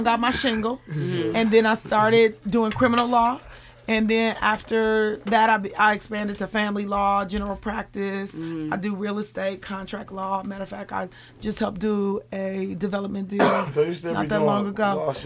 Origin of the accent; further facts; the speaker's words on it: Milwaukee, Wisconsin, United States; because I am from this community and because I am African American